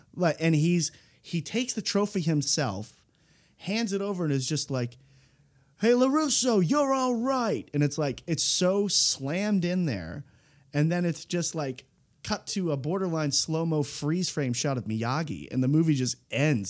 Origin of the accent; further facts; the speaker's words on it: East Coast, United States; I'm an East Coaster